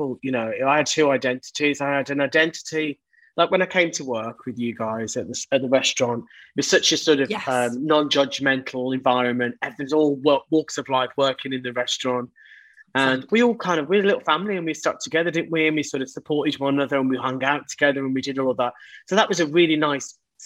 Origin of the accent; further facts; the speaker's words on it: Birmingham, West Midlands, United Kingdom; moved away; also born or lived in London; growing up in Birmingham, in the area that I lived